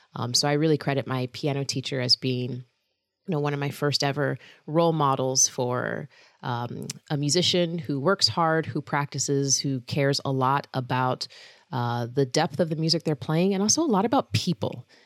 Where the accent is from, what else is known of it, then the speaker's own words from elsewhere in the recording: Lawrenceville, Georgia, United States; moved away as an adult; also born or lived in Indiana / Kansas / South Carolina; now in Pennsylvania, United States; I grew up in Lawrenceville, Georgia